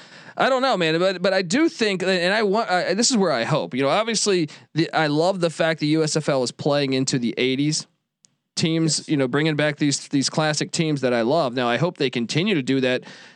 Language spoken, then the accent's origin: English; Washington, District of Columbia, United States; I grew up in the Washington D.C. area.